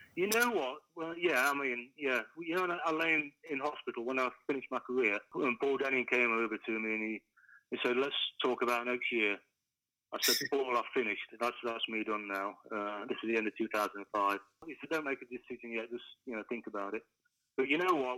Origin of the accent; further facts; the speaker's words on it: Kimberley, East Midlands, United Kingdom; a kid from from Kimberley